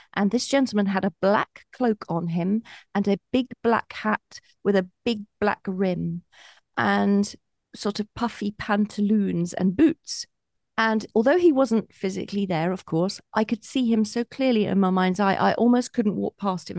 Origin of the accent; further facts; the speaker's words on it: Colchester, East of England, United Kingdom; from a shop in Colchester town centre, which is my hometown